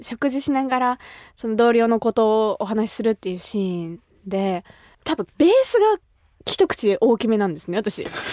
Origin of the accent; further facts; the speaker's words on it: Kumamoto, Japan; 私が生まれ育った熊本